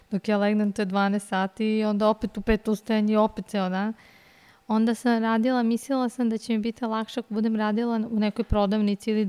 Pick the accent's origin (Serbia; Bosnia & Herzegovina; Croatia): Serbia; Belgrade; Kao rođena Beograđanka.